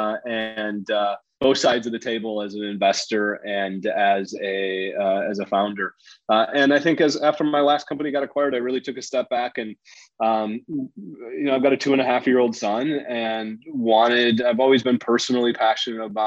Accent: Wisconsin, United States; now in Chicago, United States; I grew up in Wisconsin, born and bred in the Midwest

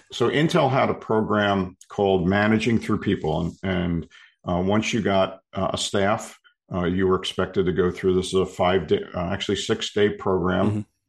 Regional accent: Philadelphia, Pennsylvania, United States; born and raised in Philly, in Philadelphia area

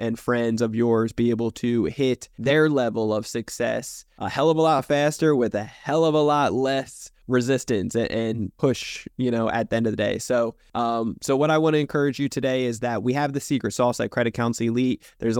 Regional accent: New Jersey, United States; See, I come from New Jersey originally, a dysfunctional family to say the least

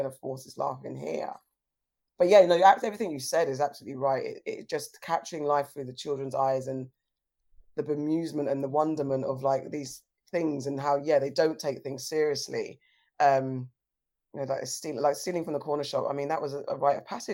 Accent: London, United Kingdom; I grew up in South London

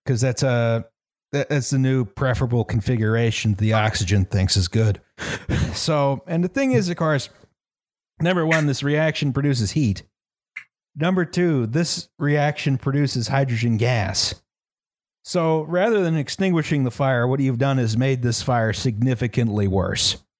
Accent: United States; I'm from America

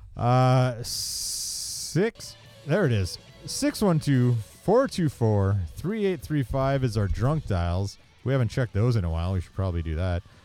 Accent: Maryland, United States; I grew up in Maryland

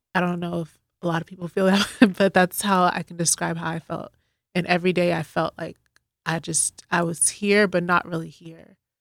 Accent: Boston, Massachusetts, United States; now in Dallas, United States; I'm originally from Boston, but I've lived in Dallas for about fifteen years now

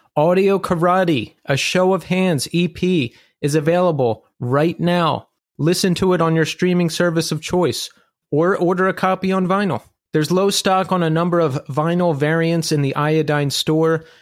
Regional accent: Philadelphia, Pennsylvania, United States; moved away; I'm from Philly originally

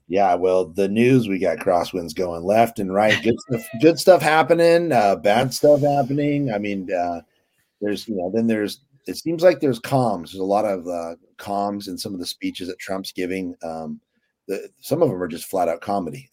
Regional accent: California, United States; we're Californians

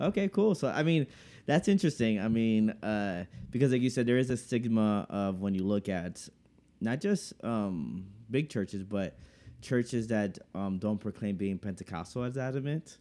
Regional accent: United States; growing up in America

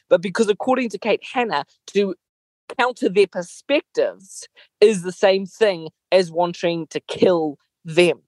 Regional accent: Mozambique; moved away; I grew up in Mozambique, a country that was deeply troubled by gross atrocities throughout the 80s.

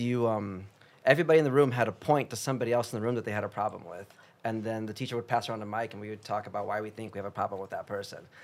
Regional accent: Chicago, Illinois, United States; English is a second language; moved away as an adult; now in Los Angeles, United States; I grew up in Chicago

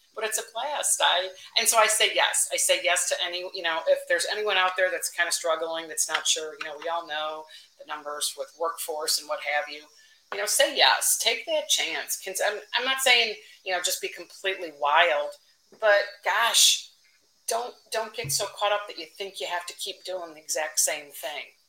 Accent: Chicago, Illinois, United States; kind of a lifelong Chicago one

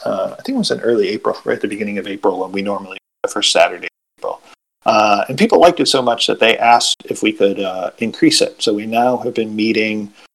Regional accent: Buffalo, New York, United States; I was from Buffalo

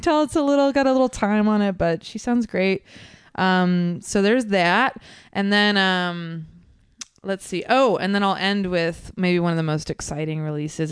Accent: Concord, California, United States; now in Oakland, United States; I'm from Concord

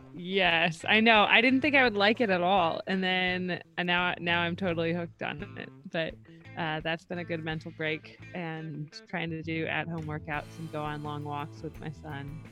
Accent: Columbus, Ohio, United States; the Columbus Zoo does because that's my hometown

